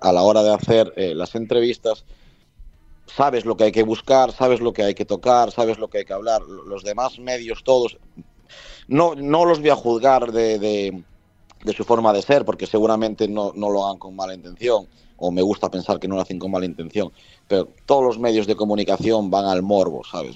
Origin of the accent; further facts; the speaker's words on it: A Coruña, Galicia, Spain; yo soy de La Coruña, puedo viajar todo lo que viaje por el mundo, pero al final La Coruña es La Coruña